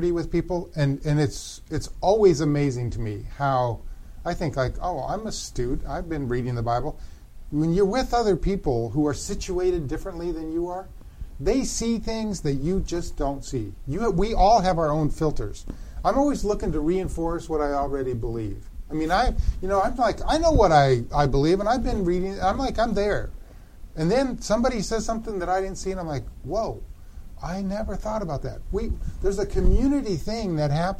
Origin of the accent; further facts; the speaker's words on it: Denver, Colorado, United States; also born or lived in Grand Rapids, Michigan; I grew up in the Dutch Reformed tribe out of Denver, Colorado